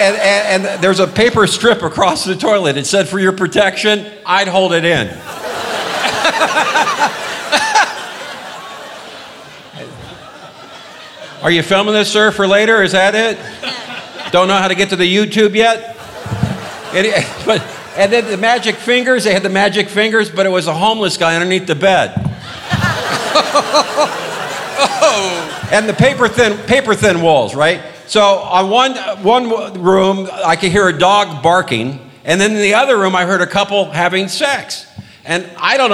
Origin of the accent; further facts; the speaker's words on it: Los Angeles, California, United States; I was born and raised in Los Angeles